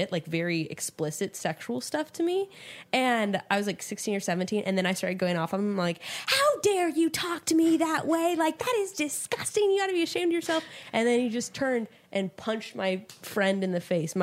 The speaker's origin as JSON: {"language": "English", "town": "Fresno", "region": "California", "country": "United States", "tie": "born or raised there", "moved": "as an adult", "lives_now": "Los Angeles, United States", "said": "I'm from Fresno originally"}